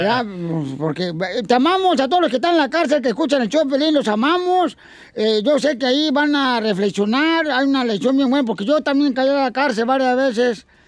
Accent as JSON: {"language": "Spanish", "town": "Ocotlán", "region": "Jalisco", "country": "Mexico", "said": "Yo soy de la colonia Florida y por la calle Iturbide"}